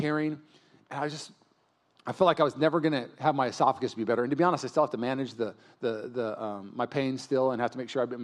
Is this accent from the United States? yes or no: yes; Puyallup, Washington, United States; now in East Bay, United States; I grew up in Puyallup, Washington